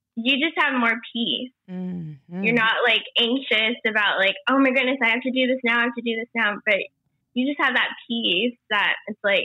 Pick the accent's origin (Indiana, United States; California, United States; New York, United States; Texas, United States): Indiana, United States; moved away as an adult; now in Los Angeles, United States; But I'm from a small town in Indiana, and I grew up there basically. And I moved out to LA 8 years ago.